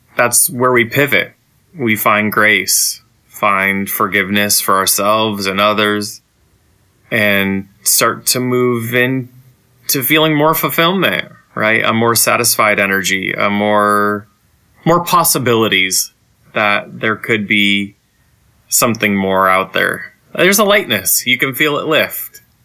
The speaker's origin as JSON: {"language": "English", "town": "Saginaw", "region": "Michigan", "country": "United States", "tie": "born or raised there", "said": "growing up in Saginaw as an LGBT person"}